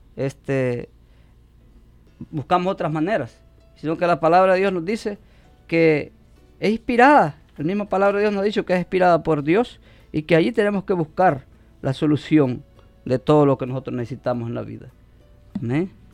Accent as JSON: {"language": "Spanish", "country": "El Salvador", "moved": "yes", "lives_now": "Omaha, United States", "said": "soy salvadoreño"}